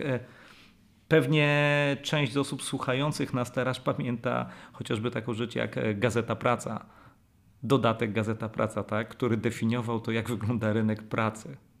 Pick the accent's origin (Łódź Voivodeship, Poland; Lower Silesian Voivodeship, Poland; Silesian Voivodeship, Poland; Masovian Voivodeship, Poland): Masovian Voivodeship, Poland; Warsaw; jestem warszawiakiem